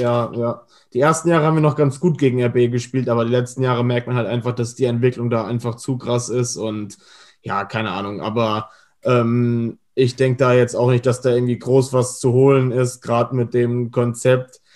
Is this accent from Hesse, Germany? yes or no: yes; Hesse, Germany; als Hesse